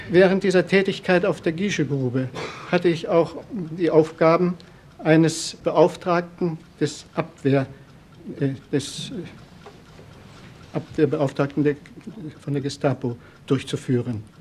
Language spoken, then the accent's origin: German; Trzebnica, Lower Silesian Voivodeship, Poland; also born or lived in Wrocław; Ich bin in Breslau geboren. Mein Vater war praktischer Arzt. Aufgewachsen bin ich in Trebnitz, Schlesien, bei meiner Mutter und bei meinem Stiefvater mit fünf Stiefgeschwistern.